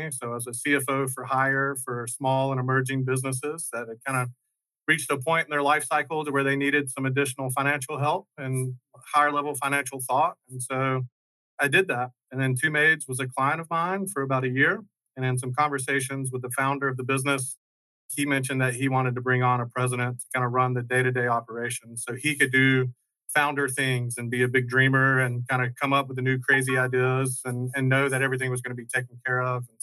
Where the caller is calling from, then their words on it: Birmingham, Alabama, United States; Birmingham, Alabama.